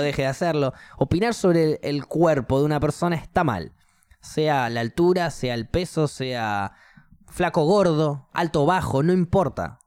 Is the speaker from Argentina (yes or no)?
yes; Argentina; yo soy cristiano eh, argentino